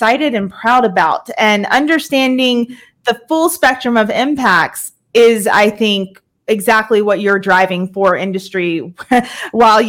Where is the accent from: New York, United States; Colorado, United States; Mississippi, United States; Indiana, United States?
Mississippi, United States; I'm from Mississippi.